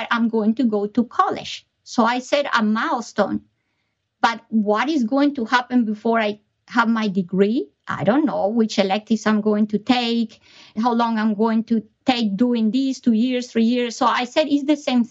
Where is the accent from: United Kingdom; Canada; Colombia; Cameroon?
Colombia; moved away; I was born in Colombia